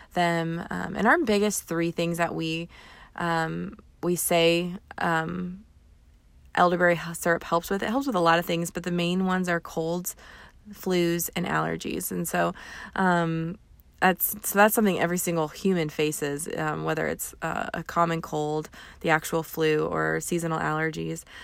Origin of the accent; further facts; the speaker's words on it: Southern Indiana, United States; We're from Southern Indiana